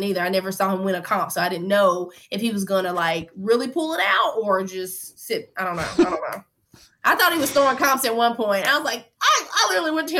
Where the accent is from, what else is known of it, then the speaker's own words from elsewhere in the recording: Mississippi, United States; I'm from Mississippi.